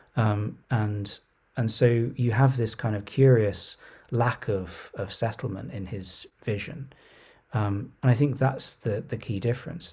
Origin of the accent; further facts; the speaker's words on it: Surrey, South East England, United Kingdom; also born or lived in London / Oxford; I was born in Surrey